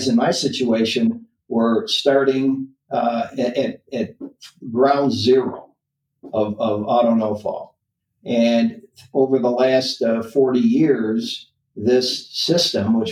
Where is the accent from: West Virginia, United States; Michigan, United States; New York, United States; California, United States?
Michigan, United States; Lansing; I grew up in Lansing, Michigan.